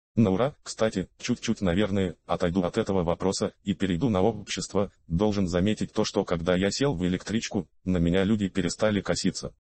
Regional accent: Saint Petersburg, Russia; я родился и вырос в Питере.

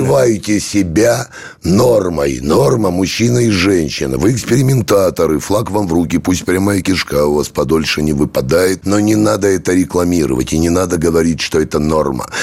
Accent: Kyiv, Ukraine; moved away; я родился в Киеве

